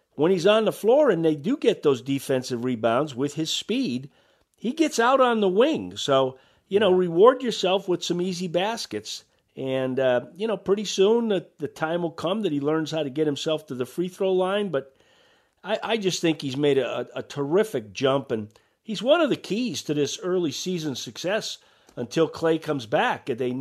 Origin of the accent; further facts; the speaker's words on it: Massachusetts, United States; I grew up in Massachusetts.